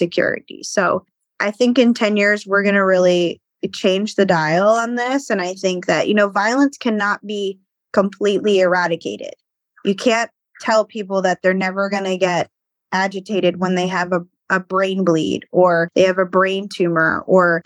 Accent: Baltimore, Maryland, United States; I'm from Baltimore

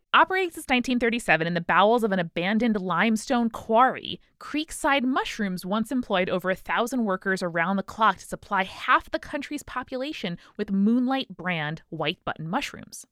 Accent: New York, United States; as New Yorkers

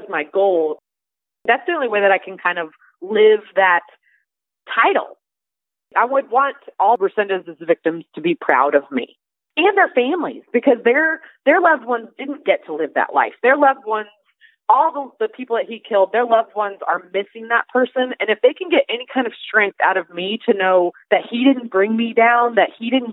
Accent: Evansville, Indiana, United States; my hometown

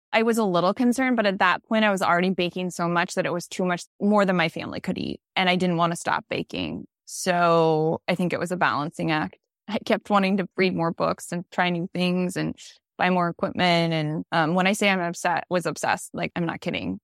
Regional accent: Boise, Idaho, United States; moved away as an adult; also born or lived in Switzerland; now in Des Moines, United States; Boise, where I grew up

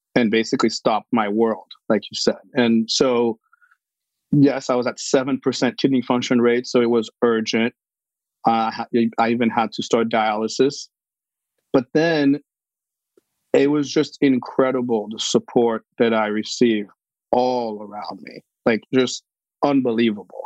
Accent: Haiti; moved away; I was born in Haiti

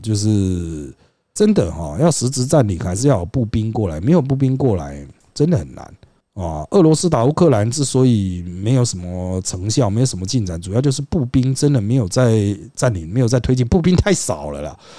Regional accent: Taiwan; 我们台湾人当然关注对台

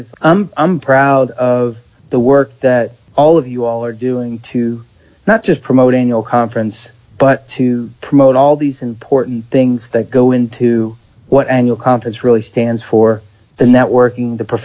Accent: outside of Philadelphia, Pennsylvania, United States; I grew up outside of Philadelphia.

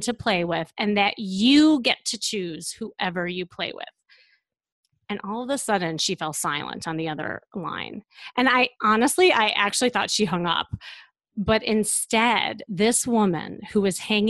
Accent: Chicago, Illinois, United States; I'm from Chicago

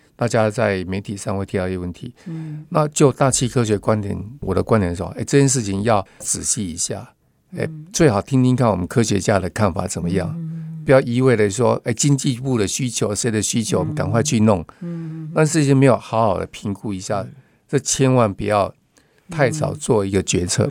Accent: Tainan, Taiwan; now in Taipei, Taiwan; 我台南人来了

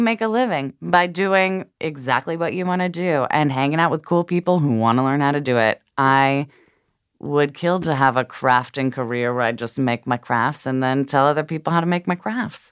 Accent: Portland, Oregon, United States; moved away; Portland, Oregon. Holla at my hometown.

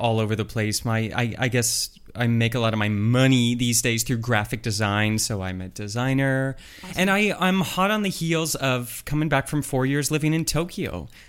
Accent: Oakville, Ontario, Canada; moved away; also born or lived in Japan; growing up in Oakville

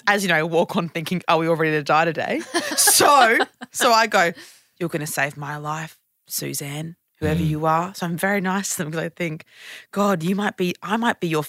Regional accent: Gold Coast, Queensland, Australia; I'm from the Gold Coast.

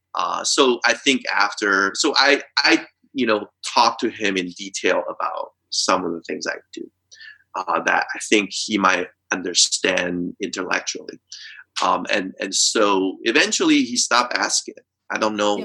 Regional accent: Taiwan; moved away; I grew up in Taiwan

